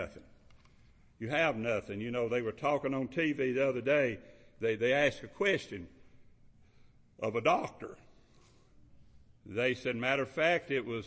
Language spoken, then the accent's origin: English; Kentucky, United States; I'm from Kentucky